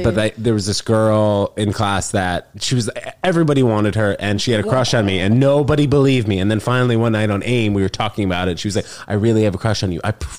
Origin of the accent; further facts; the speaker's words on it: New York City, New York, United States; I grew up here in Manhattan.